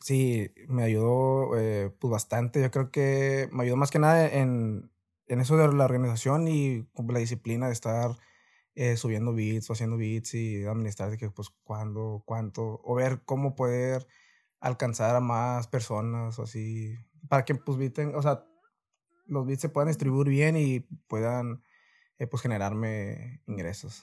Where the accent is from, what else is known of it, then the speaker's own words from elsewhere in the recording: Reynosa, Tamaulipas, Mexico; soy de aquí de Reynosa, Tamaulipas